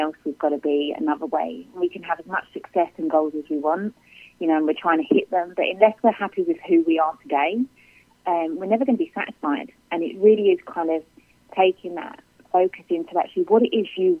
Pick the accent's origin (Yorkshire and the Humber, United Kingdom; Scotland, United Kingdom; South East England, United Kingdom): South East England, United Kingdom; Kent; I'm from Kent in the United Kingdom